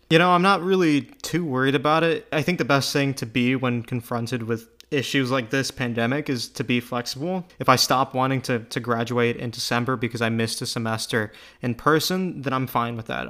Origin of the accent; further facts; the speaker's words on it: United States; as an American